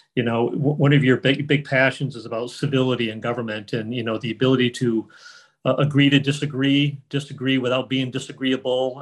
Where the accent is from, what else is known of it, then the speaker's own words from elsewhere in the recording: Lenox, Massachusetts, United States; growing up in Lenox